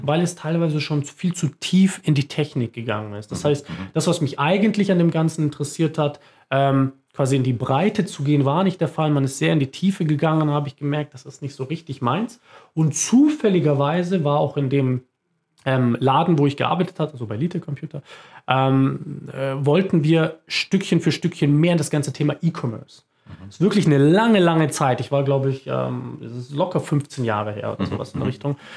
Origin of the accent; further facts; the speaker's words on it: Munich, Bavaria, Germany; moved away as an adult; also born or lived in Augsburg area; now in near Augsburg, Germany; Ich bin äh, Münchner Kindl, äh, bin in München geboren